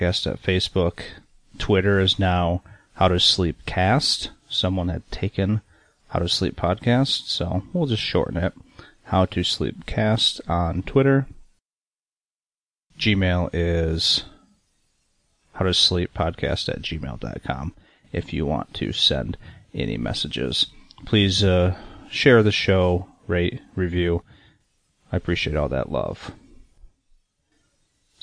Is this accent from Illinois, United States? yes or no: no; Michigan, United States; growing up in Michigan